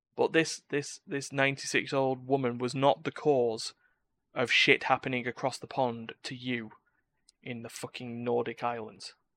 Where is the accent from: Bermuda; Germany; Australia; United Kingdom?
United Kingdom; I'm British